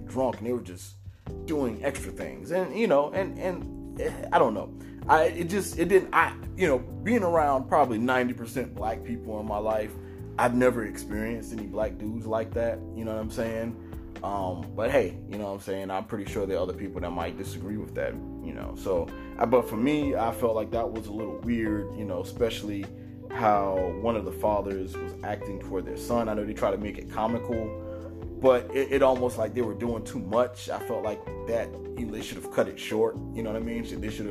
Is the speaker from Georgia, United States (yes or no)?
yes; Savannah, Georgia, United States; moved away; I'm from Seaport Savannah